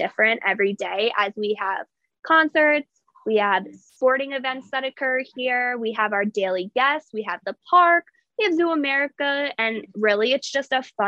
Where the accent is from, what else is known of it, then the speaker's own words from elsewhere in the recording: York, Pennsylvania, United States; moved away as an adult; now in Hershey, United States; I'm from York, Pennsylvania, but I am currently living in Hershey, PA